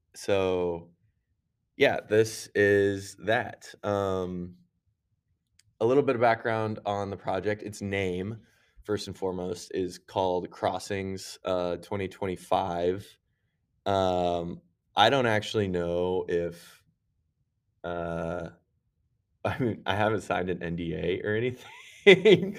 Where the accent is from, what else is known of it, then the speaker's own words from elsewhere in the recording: Lindsborg, Kansas, United States; moved away; also born or lived in Minnesota; I'm from Kansas originally, so, uh, my, my hometown is actually Little Sweden